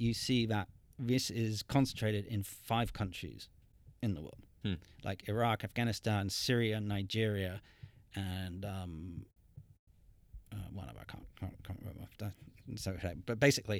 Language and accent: English; Montreal, Quebec, Canada; born there; I was born in Montreal. My parents lived in Montreal at the time.